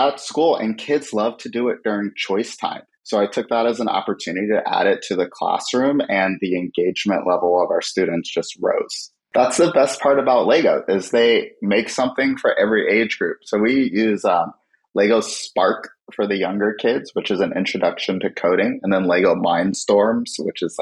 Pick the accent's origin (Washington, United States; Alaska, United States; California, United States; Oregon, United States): California, United States; San Francisco; born and raised in San Francisco